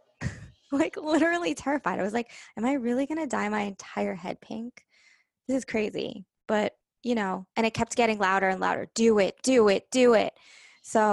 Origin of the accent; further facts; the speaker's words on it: New York, United States; I'm from New York